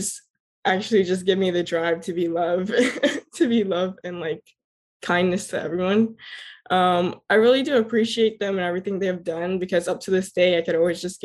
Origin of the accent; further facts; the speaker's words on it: Miramar, Florida, United States; I was born and raised in Miramar, Florida